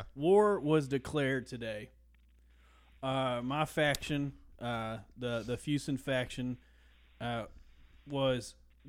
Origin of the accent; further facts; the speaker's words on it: United States; You know, I'm an American.